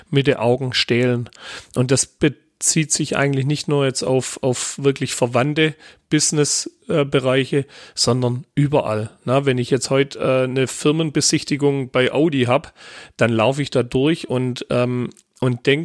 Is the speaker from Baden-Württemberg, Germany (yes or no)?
yes; Baden-Württemberg, Germany; da bin ich dann, äh, äh, um wieder bei meiner Oma zu sein, doch mehr äh, Schwabe wie Luftikus.